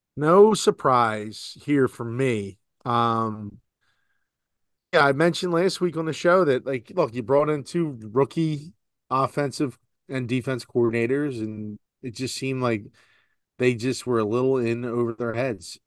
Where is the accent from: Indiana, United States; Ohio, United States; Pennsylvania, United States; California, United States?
Pennsylvania, United States; Philadelphia; I was born in Philadelphia.